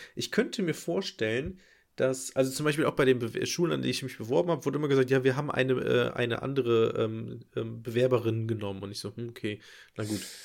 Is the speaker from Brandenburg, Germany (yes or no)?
no; Nettetal, North Rhine-Westphalia, Germany; moved away; an meiner Heimat ähm, dran, also Nettetal.